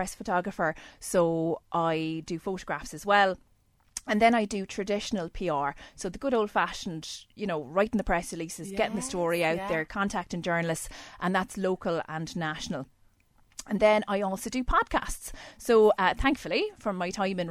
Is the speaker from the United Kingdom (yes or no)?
no; Ballybunion, Munster, Ireland; moved away as an adult; also born or lived in Cork / New Zealand; now in Kilkenny, Ireland; I'm originally from Ballybunion in County Kerry